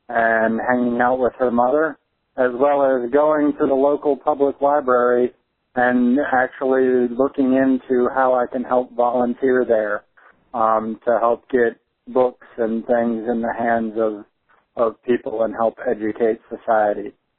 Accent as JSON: {"language": "English", "region": "Virginia", "country": "United States", "said": "I'm from Southwest Virginia."}